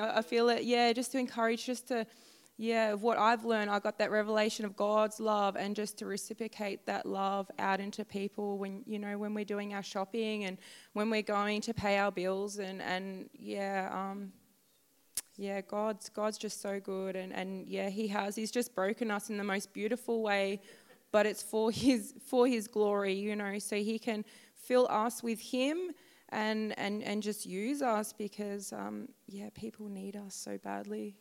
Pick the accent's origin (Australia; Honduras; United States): Australia; Gold Coast, Queensland; I'm from the Gold Coast